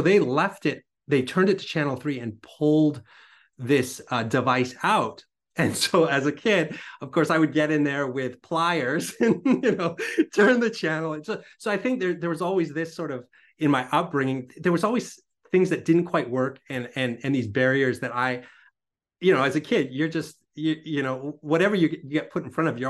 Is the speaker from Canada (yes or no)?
yes; British Columbia, Canada; born there; I was born on Vancouver Island, so on an island, and kind of surrounded by nature